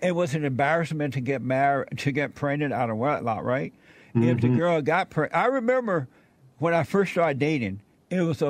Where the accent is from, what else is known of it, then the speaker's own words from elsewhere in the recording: Alabama, United States; I was born in Alabama on a plantation. I grew up under Jim Crow laws